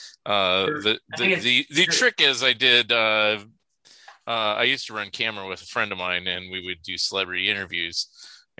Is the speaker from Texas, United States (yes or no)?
no; Saratoga, California, United States; moved away; also born or lived in San Jose, California / San Francisco, California; I did grow up in Saratoga.